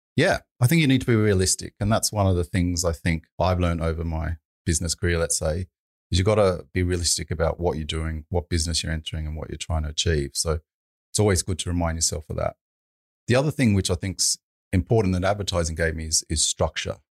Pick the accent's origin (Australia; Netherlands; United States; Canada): Australia; Sydney, New South Wales; also born or lived in United Kingdom; I'm from Sydney